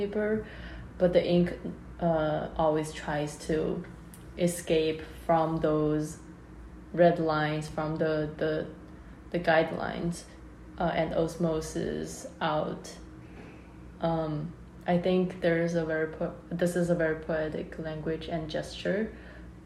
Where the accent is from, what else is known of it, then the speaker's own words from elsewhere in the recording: Hong Kong; moved away; also born or lived in China / Rhode Island, United States; I'm from Hong Kong, and I grew up in Hong Kong and China